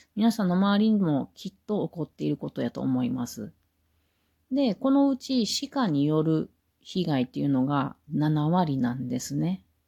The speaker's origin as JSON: {"language": "Japanese", "region": "Mie", "country": "Japan", "tie": "born or raised there", "said": "私は三重県民なので、違う、三重県の生まれなので知っているんですけれども"}